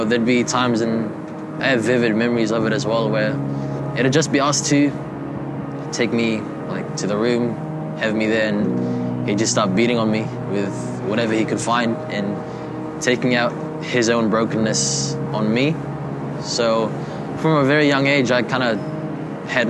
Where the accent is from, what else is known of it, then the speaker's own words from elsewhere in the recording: Quezon City, Metro Manila, Philippines; moved away; I was born in Manila, Philippines, in a little suburb called Quezon City. I lived in the slums of the Philippines